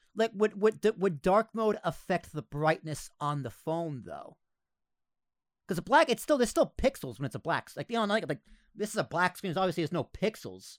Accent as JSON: {"language": "English", "country": "United States", "said": "we're American"}